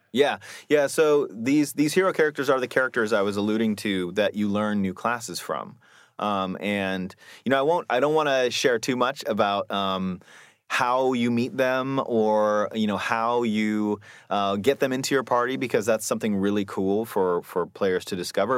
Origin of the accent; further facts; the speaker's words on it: Seattle, Washington, United States; I grew up here in Seattle